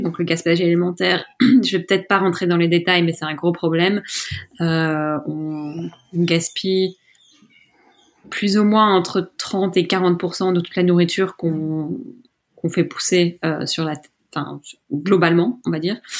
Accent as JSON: {"language": "French", "town": "Brussels", "region": "Brussels-Capital Region", "country": "Belgium", "tie": "born or raised there", "also_born_or_lived": "Scotland", "said": "j'ai grandi à Bruxelles"}